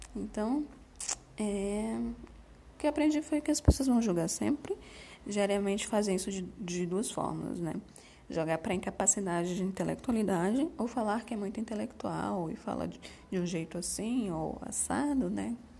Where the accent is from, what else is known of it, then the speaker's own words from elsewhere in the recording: Salvador, Bahia, Brazil; moved away; also born or lived in Southeast Brazil; o fato de eu ser uma nordestina de Salvador, que mudou para o Sudeste né, no início de 2000